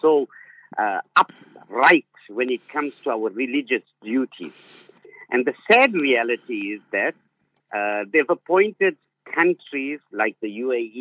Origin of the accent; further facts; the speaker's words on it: Zimbabwe; now in Cape Town, South Africa; when I grew up in Zimbabwe, Maulana, we had maktab Monday to Saturday